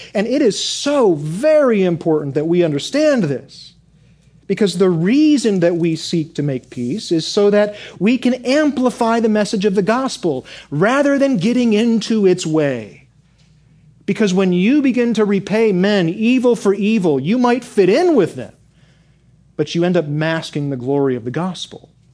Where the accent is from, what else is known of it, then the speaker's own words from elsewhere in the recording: Michigan, United States; I grew up in Michigan